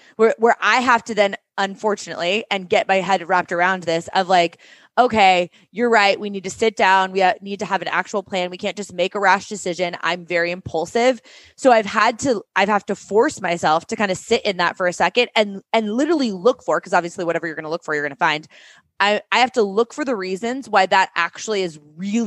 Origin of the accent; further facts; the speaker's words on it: Seattle, Washington, United States; moved away as an adult; also born or lived in New York City; we both grew up there